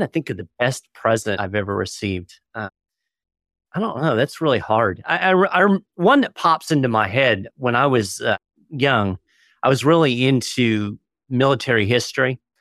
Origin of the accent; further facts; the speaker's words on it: Florida, United States; I've spent most of my life in Florida